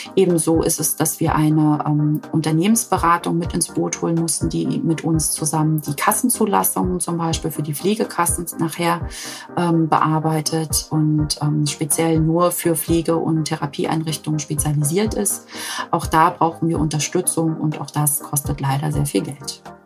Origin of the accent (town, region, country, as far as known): Mecklenburg-Vorpommern, Germany